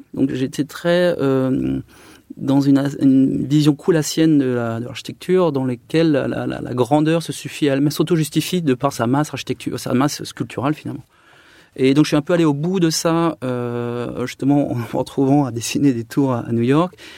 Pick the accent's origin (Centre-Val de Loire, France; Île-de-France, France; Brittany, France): Centre-Val de Loire, France; Chartres; moved away as an adult; also born or lived in Paris; je suis né à Chartres en 83. J'ai été bercé par la cathédrale de Chartres.